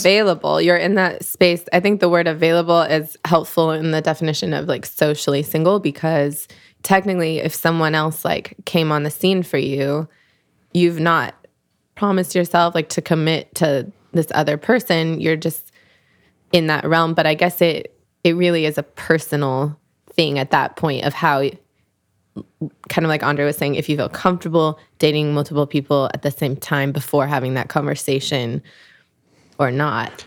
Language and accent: English; Seattle, Washington, United States; now in Los Angeles, United States; I'm originally from Seattle, Washington